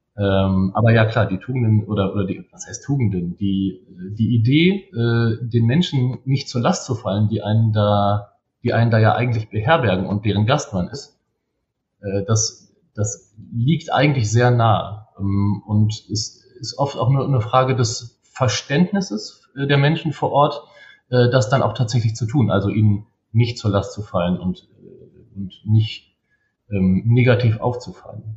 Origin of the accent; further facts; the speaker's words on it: Bielefeld, North Rhine-Westphalia, Germany; Geboren bin ich in Bielefeld, ähm, aufgewachsen bin ich in Bielefeld